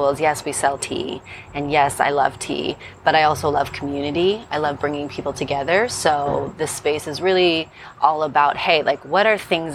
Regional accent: Phoenix, Arizona, United States; moved away as an adult; now in Los Angeles, United States; I was born in Phoenix, Arizona, so not too far from here

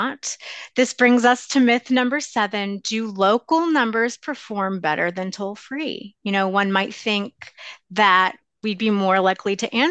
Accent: Lancaster, Pennsylvania, United States; now in Chicago, United States; I'm from Lancaster, Pennsylvania

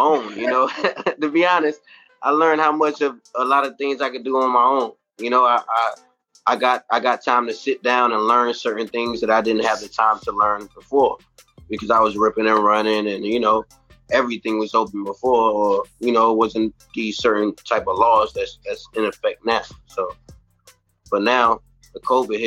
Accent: South Carolina, United States; moved away as an adult; now in New York, United States; I come from South Carolina. I'm in New York right now

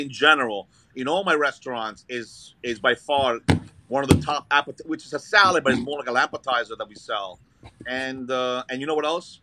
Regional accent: Brooklyn, New York, United States; also born or lived in Italy / Florence, Italy; now in Staten Island, United States; I was born in Italy, but I grew up in Brooklyn.

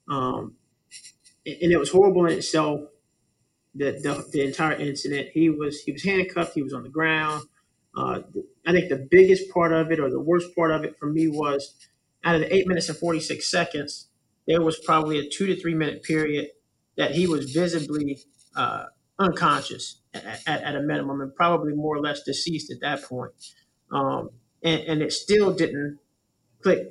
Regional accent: Tampa, Florida, United States; I'm born and raised. I'm a Tampa native.

